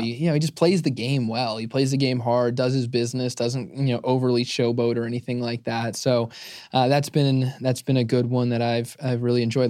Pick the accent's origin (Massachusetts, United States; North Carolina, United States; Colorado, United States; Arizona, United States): Arizona, United States; I'm born and raised in Arizona